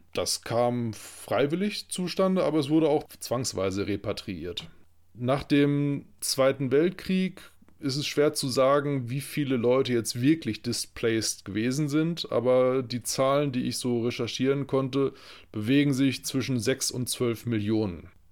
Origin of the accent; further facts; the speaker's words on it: Lippe, North Rhine-Westphalia, Germany; als äh, gebürtige Lipper